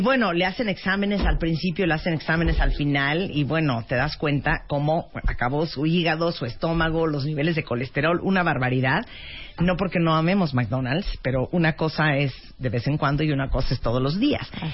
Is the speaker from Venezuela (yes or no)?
no; Mexico; somos mexicanos